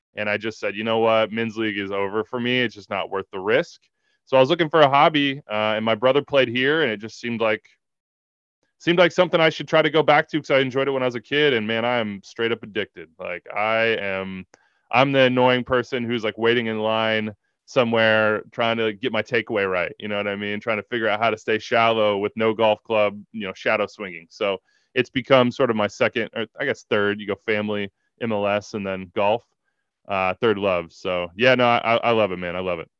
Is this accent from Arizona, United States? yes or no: no; Wichita, Kansas, United States; also born or lived in New York; now in Kansas City, United States; I'm from Wichita, Kansas, and I went to K U